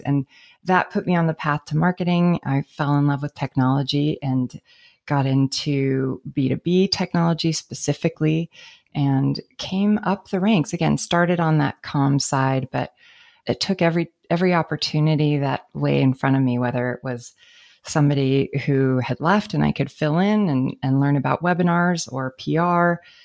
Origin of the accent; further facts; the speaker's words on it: San Francisco, California, United States; I grew up in San Francisco